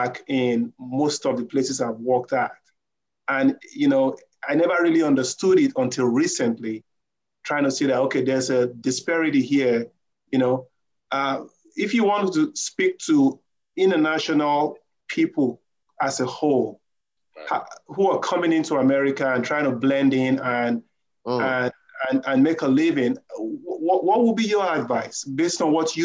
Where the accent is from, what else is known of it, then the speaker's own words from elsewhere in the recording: Nigeria; English is a second language; now in United States; I'm originally from Nigeria, coming out here to the U.S.